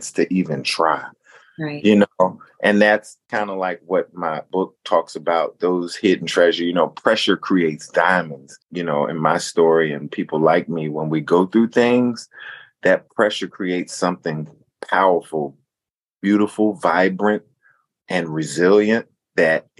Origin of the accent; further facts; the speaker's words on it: Newport News, Virginia, United States; moved away; also born or lived in Boston; I am from Newport News, Virginia, a little town that birthed guys like Allen Iverson and Michael Vick.